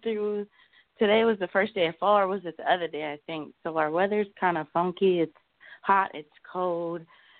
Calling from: Des Moines, Iowa, United States; I'm calling from Des Moines, Iowa.

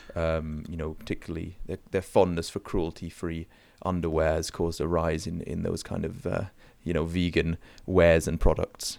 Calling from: Canada; I'm calling in from Canada

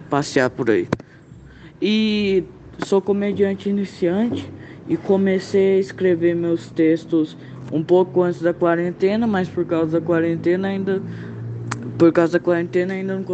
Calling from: Campo Grande, Mato Grosso do Sul, Brazil; sou de Campo Grande, no Mato Grosso do Sul.

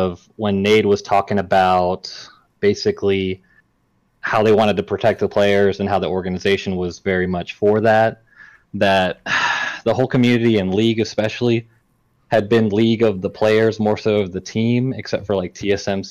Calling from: Mobile, Alabama, United States; I'm calling from Mobile, Alabama.

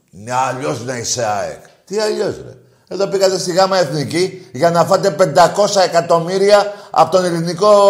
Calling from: Mesorachi, Greece; είμαι από Μεσοράχη.

